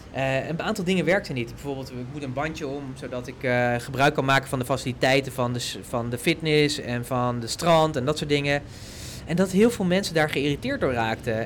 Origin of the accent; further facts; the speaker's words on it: Netherlands; wij als Nederlanders